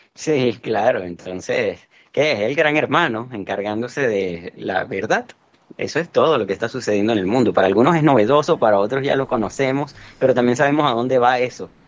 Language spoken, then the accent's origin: Spanish; Venezuela; en mi país, en Venezuela